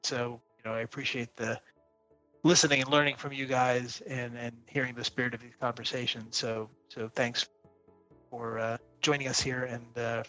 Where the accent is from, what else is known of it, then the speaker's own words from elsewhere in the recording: United States; moved away as an adult; also born or lived in Silicon Valley; now in France; as an American coming into France and into Europe